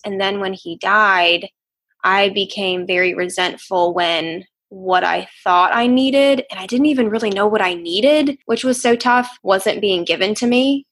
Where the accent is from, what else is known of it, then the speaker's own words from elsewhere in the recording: Outer Banks, North Carolina, United States; also born or lived in Chicago, Illinois; I grew up on the Outer Banks of North Carolina